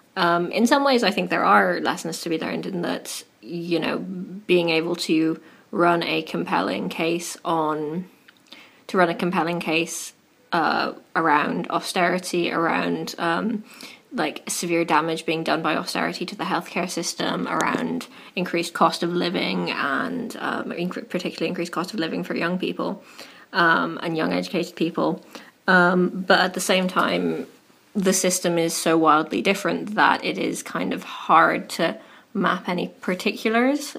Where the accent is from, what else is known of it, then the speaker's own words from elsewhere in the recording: Dublin, Leinster, Ireland; now in United Kingdom; I'm from Dublin originally